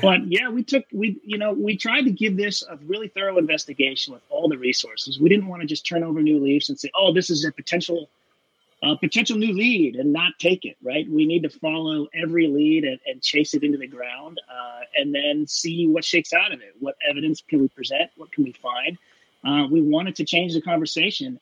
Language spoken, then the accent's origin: English; Pacific Northwest, United States; I'm from the Pacific Northwest.